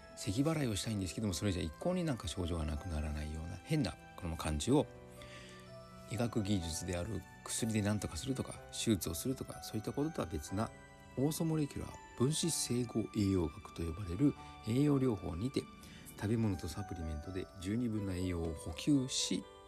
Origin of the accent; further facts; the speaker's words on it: Kyushu, Japan; moved away; also born or lived in Kanto / Tohoku; 九州生まれの私